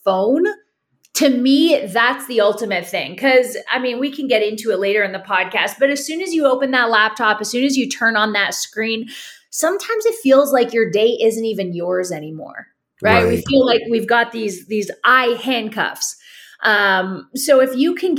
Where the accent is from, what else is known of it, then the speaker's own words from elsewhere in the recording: Toronto, Ontario, Canada; now in St. Petersburg, United States; I'm originally from Toronto, Canada